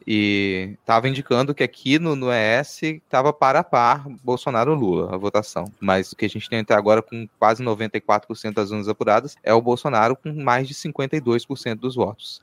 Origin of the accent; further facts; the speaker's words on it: Minas Gerais, Brazil; moved away; eu nasci em Minas, eu passei metade da minha vida lá